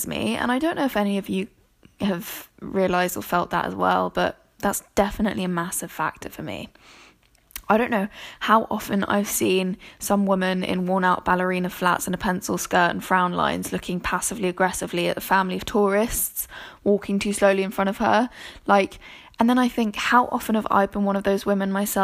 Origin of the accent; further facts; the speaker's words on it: London, United Kingdom; also born or lived in Germany; I've grown up in the suburbs of London